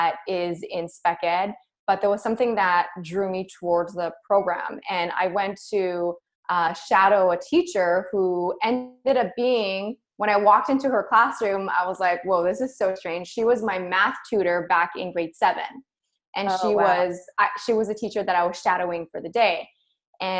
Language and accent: English; Montreal, Quebec, Canada; Born and raised in Montreal, Quebec.